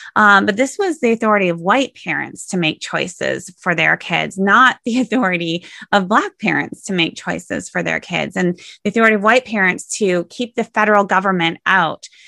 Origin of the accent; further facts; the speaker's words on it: Sioux Center, Iowa, United States; I grew up in Sioux Center, Iowa